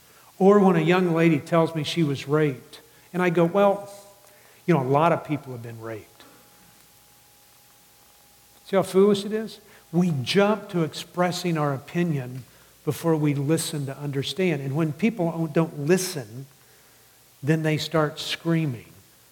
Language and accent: English; the South, United States; It's interesting to me, and I grew up in the South. I mean, I was always told never to hang out with Catholics.